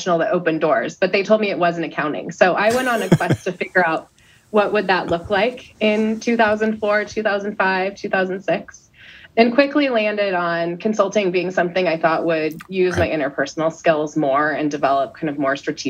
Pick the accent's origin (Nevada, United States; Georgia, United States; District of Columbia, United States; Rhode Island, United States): Nevada, United States; now in San Francisco, United States; I grew up in a small town in Nevada.